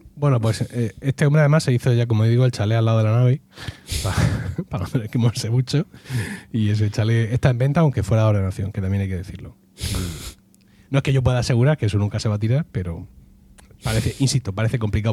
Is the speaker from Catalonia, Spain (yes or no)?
no; Region of Murcia, Spain; soy murciano